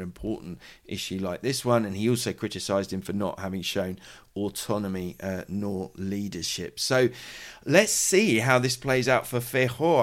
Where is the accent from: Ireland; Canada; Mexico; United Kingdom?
United Kingdom; now in Madrid, Spain; I'm a British journalist